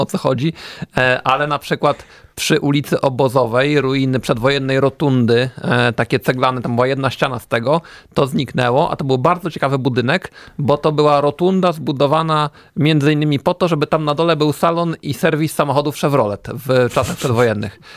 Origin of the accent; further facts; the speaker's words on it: Warsaw, Masovian Voivodeship, Poland; jestem z Warszawy